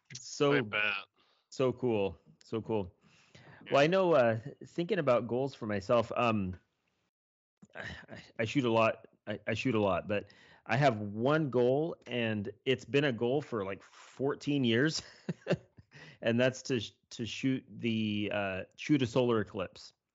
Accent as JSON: {"language": "English", "region": "Kansas", "country": "United States", "tie": "born or raised there", "said": "I'm from Kansas. That's where I was born and raised."}